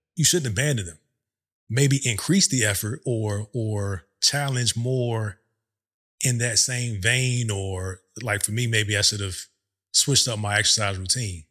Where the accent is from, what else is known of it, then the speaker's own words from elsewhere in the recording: Virginia, United States; moved away as an adult; also born or lived in overseas / Hampton, Virginia; now in Texas, United States; We're from Virginia